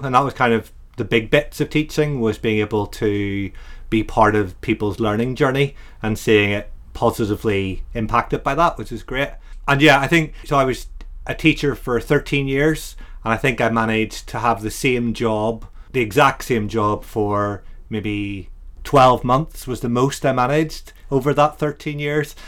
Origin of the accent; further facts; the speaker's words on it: Ireland; now in Brighton, United Kingdom; an Irishman